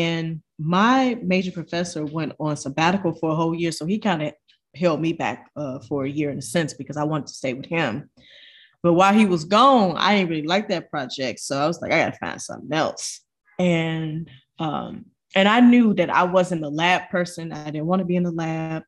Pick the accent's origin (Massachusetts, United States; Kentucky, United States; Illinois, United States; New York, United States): Illinois, United States; Chicago; moved away as an adult; also born or lived in Indiana; I grew up in Chicago